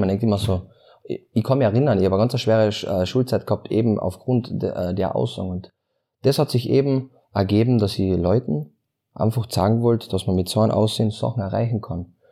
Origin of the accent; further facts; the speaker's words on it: Klagenfurt, Carinthia, Austria; ich komme aus Klagenfurt